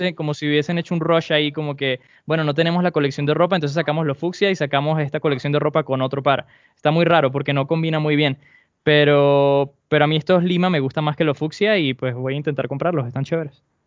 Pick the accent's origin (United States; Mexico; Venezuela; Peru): Venezuela